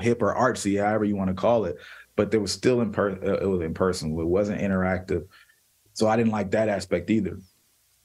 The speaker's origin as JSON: {"language": "English", "country": "United States", "said": "we're all American"}